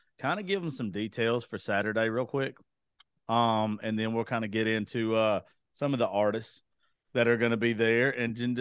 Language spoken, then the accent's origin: English; Eastman, Georgia, United States; moved away; I'm originally from Eastman, Georgia.